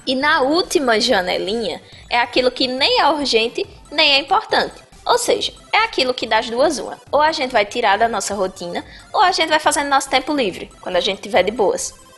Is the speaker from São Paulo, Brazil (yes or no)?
no; Bahia, Brazil; Eu sou baiana